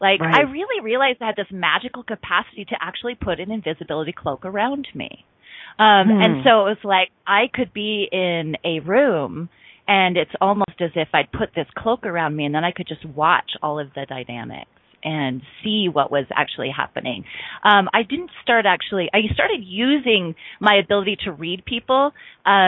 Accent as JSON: {"language": "English", "town": "Bountiful", "region": "Utah", "country": "United States", "tie": "born or raised there", "also_born_or_lived": "California", "moved": "as an adult", "said": "I was born and raised in Bountiful, Utah, which is a suburb of Salt Lake City."}